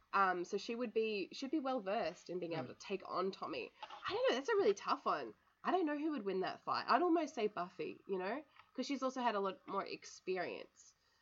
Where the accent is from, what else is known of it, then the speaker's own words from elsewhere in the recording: Australia; I came all the way from Australia